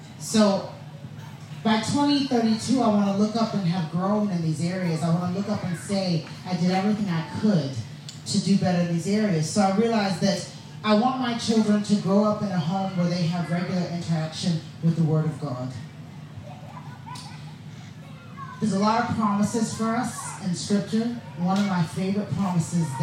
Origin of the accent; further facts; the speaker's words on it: the southern states of America, United States; I grew up in a black family in the southern states of America